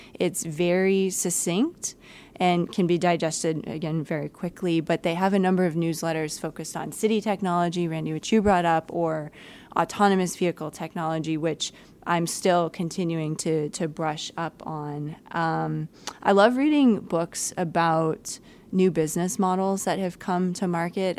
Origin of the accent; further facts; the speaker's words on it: East Coast, United States; now in Detroit, United States; I'm not a native Midwesterner. Uh, I come originally from the East Coast and I worked on the West Coast